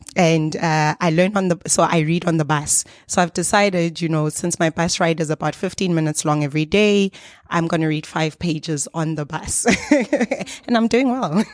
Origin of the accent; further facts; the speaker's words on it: South Africa; we are from South Africa